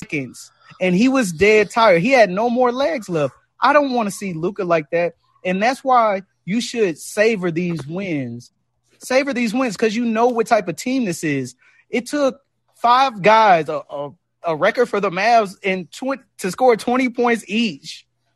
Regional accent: Dallas, Texas, United States; I was born and raised in Dallas

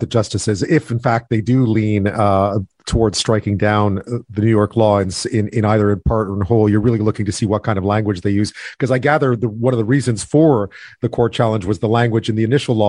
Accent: Eastern Canada, Canada; I'm being from Eastern Canada, I spent quite a bit of time in Vermont

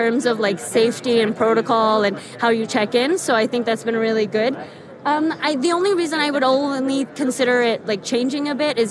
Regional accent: the Bay Area, California, United States; I'm originally from the Bay

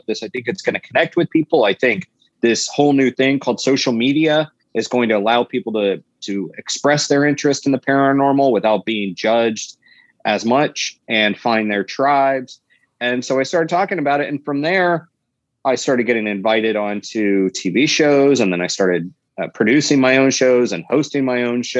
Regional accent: the South, United States; accent: Southern drawl; I was raised in the South, and even though I don't think I have an accent, every so often there's a drawl that kicks

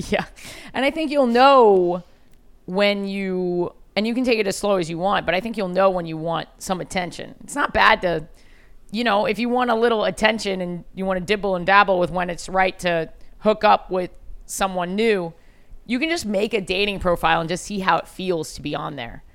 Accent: New York City, New York, United States; As a New Yorker

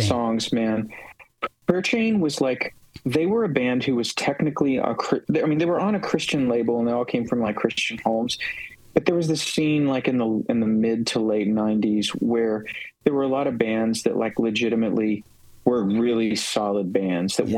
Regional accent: West Virginia, United States; I grew up in West Virginia

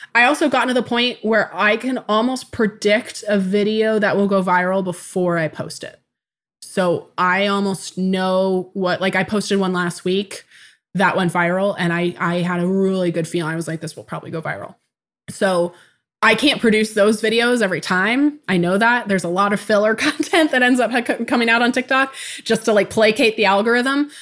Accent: Tacoma, Washington, United States; I was born in 1994 in Tacoma, Washington

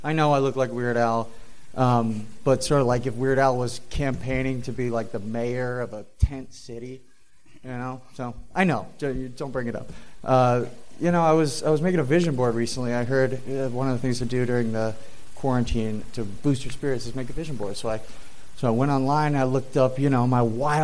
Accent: Atlanta, Georgia, United States; moved away as an adult; now in Long Beach, United States; I'm from Atlanta. Okay. Atlanta, Georgia

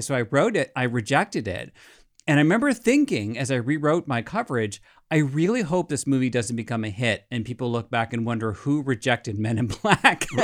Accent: United States; as an American

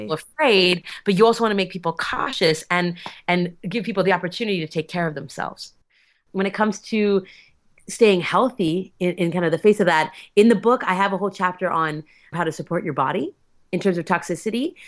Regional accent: Alberta, Canada; I'm from Alberta

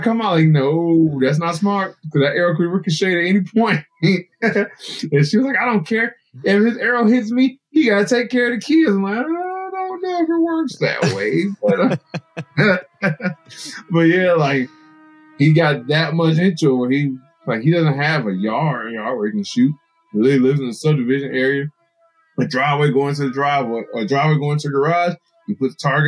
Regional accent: Illinois, United States; moved away as an adult; now in New Jersey, United States; I came from Illinois

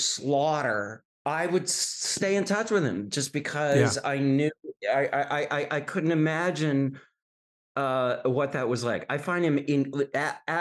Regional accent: Wisconsin, United States; I grew up in Wisconsin

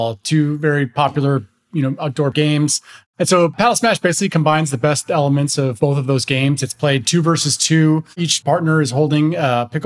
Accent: Chicago, Illinois, United States; I'm from Chicago originally, lived there my whole life.

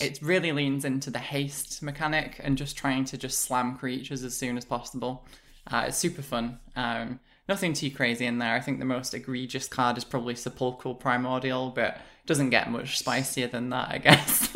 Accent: United Kingdom; I'm British

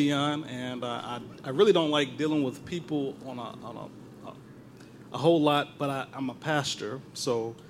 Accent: Chicago, Illinois, United States; growing up in Chicago, it's a very political city.

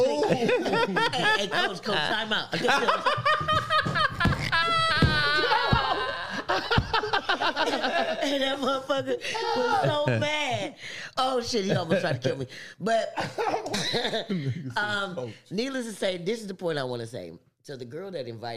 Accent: Compton, California, United States; I'm from Compton

